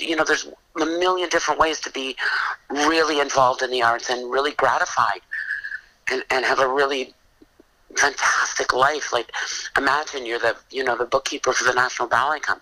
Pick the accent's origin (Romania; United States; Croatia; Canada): Canada; our country